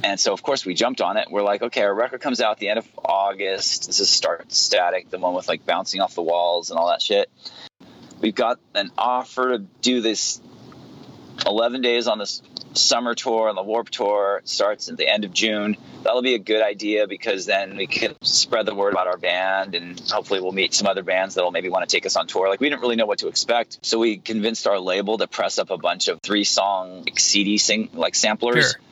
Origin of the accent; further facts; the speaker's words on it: Santa Barbara, California, United States; my hometown in santa barbara